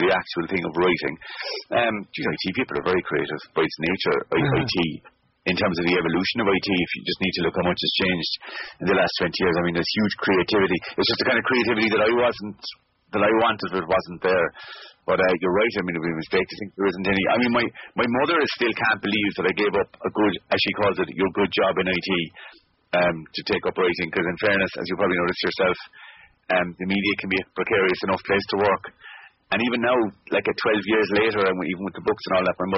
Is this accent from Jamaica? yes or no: no; Kinsale, Munster, Ireland; moved away as an adult; also born or lived in Dublin / Germany / Cork City; now in Cork, Ireland; I'm originally from Kinsale, in County Cork.